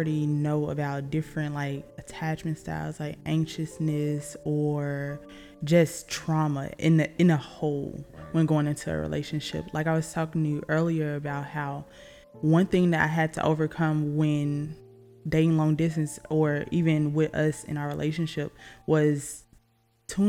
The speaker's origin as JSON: {"language": "English", "region": "Arkansas", "country": "United States", "said": "I'm from Arkansas, if you can hear my accent."}